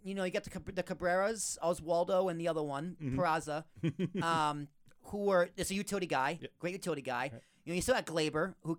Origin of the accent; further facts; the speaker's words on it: Boston, Massachusetts, United States; Cause I actually grew up in Boston.